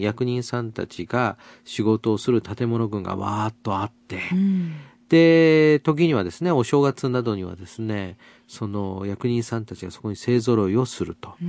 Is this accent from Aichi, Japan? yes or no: no; Asakura, Fukuoka, Japan; 九州の福岡県朝倉市。これはまあ、私のふるさとではありますけれども